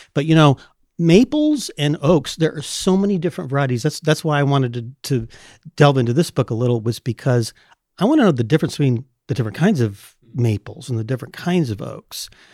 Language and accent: English; California, United States; I grew up in California.